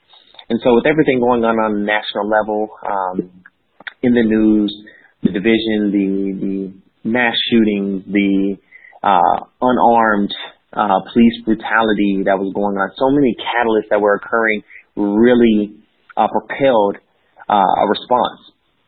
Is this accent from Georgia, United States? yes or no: yes; Georgia, United States; And so my background is I grew up in the state of Georgia and the Southern Bible Belt. My family was military, so we moved around quite a bit for the early portions of life